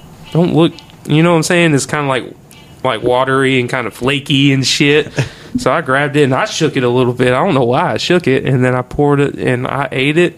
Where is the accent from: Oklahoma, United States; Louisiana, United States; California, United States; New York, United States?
Louisiana, United States; Oakdale; growing up in Oakdale and being, you know, a part of all that bullshit that happens in high school